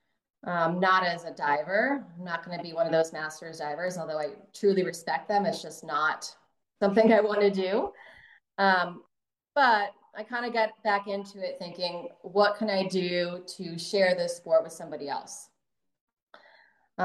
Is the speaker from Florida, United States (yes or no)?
yes; Delray Beach, Florida, United States; I'm originally from Delray Beach, Florida